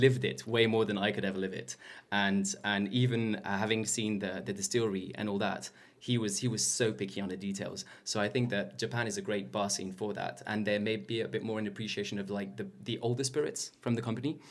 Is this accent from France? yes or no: yes; France; growing up in France